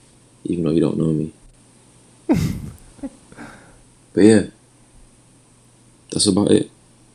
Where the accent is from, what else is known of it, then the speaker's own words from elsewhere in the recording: London, United Kingdom; I'm 20, I'm from London.